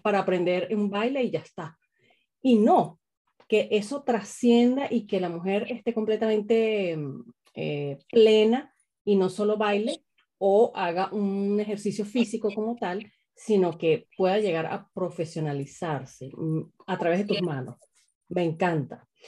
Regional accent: Caracas, Capital District, Venezuela; Yo soy de Caracas también

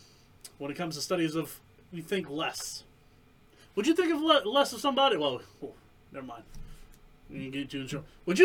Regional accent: Ohio, United States; First of all, I'm from Ohio, motherfucker.

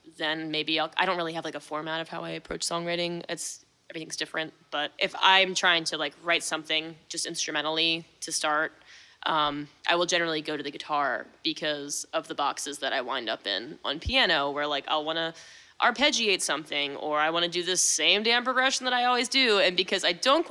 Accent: Centreville, Maryland, United States; growing up in Centerville, there's, like, not shit to do over there in cornfields

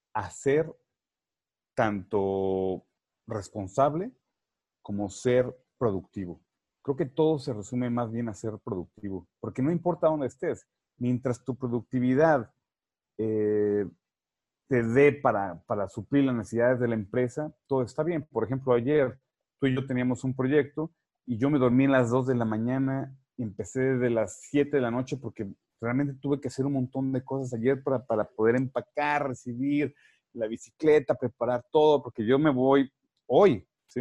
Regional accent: Mexico; moved away as an adult; also born or lived in Costa Rica; yo soy mexicano de nacimiento, sin embargo, yo siempre he dicho que soy mexicanitico, porque a la edad de 22 años llegué a Costa Rica

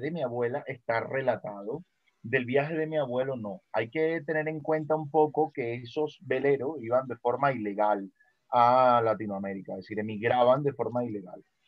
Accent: Venezuela; moved away; yo nací en Venezuela

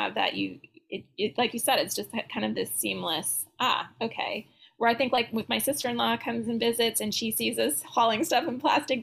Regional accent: California, United States; I'm from California

